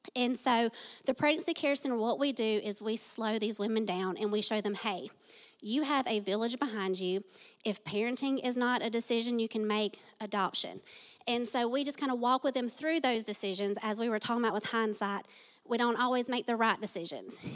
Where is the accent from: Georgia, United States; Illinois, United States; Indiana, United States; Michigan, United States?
Georgia, United States; Tift County; I was born and raised in Tiff County